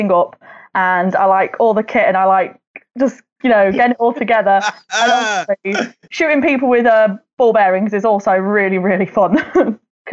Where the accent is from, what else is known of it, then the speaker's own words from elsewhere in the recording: Derby, East Midlands, United Kingdom; Derby UK represent